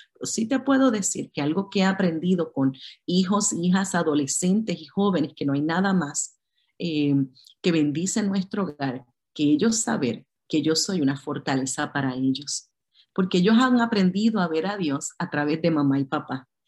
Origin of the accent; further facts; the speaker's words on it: Puerto Rico; yo soy de Puerto Rico